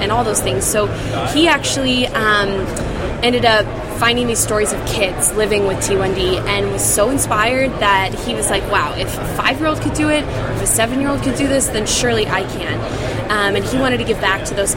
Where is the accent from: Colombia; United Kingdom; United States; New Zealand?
United States; Midwest; also born or lived in Utah; now in Whitefish, United States; I'm from the Midwest